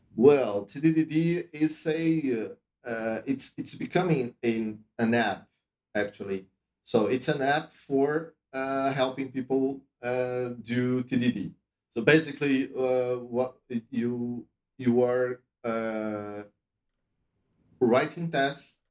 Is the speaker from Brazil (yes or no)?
yes; Brazil; also born or lived in Europe; I'm from Brazil originally